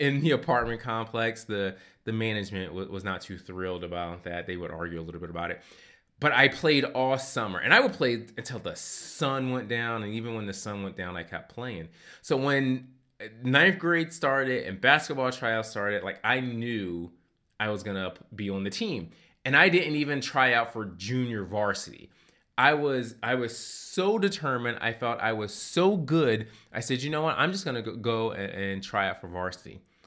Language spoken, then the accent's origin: English; Philadelphia, Pennsylvania, United States; I grew up in Philadelphia, and one of the things I really enjoyed about living in the city of brotherly love